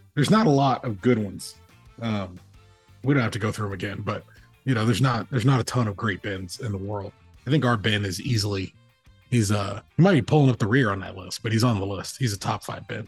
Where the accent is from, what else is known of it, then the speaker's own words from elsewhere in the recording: Los Angeles, California, United States; moved away; growing up in Los Angeles